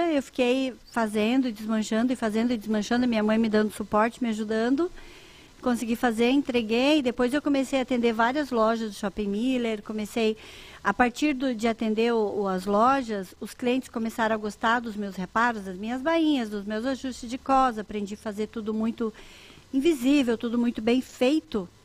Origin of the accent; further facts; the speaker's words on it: Santa Rosa, Rio Grande do Sul, Brazil; moved away; also born or lived in Joinville / Curitiba; Eu era uma jovem que saiu da, da roça, saí de Santa Rosa, no Rio Grande